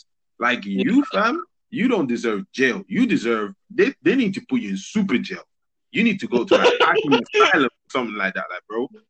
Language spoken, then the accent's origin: English; Madrid, Community of Madrid, Spain; first language Spanish; English is a second language; moved away as an adult; now in United Kingdom; I was born and raised in Madrid, Spain. Yes, I said it with the correct pronunciation because Spanish is my first language.